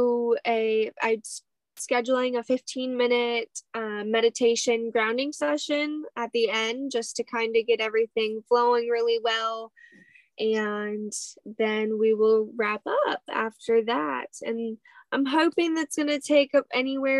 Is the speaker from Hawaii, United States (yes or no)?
yes; Hawaii, United States; moved away; I grew up in Hawaii for 10 years of my life.